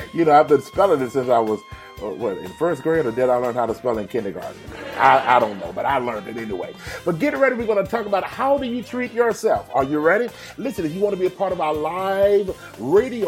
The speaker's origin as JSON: {"language": "English", "town": "Houston", "region": "Texas", "country": "United States", "tie": "born or raised there", "said": "Houston, my hometown"}